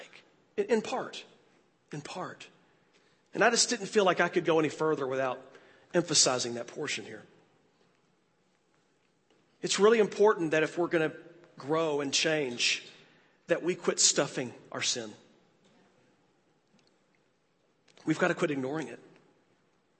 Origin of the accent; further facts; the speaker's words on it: United States; as an American preacher